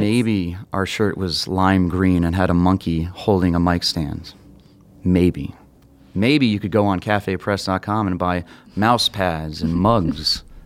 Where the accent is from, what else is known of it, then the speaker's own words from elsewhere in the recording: Tucson, Arizona, United States; moved away as an adult; now in Chicago, United States; I'm originally from Tucson, Arizona, and I moved out here to pursue sketch and improv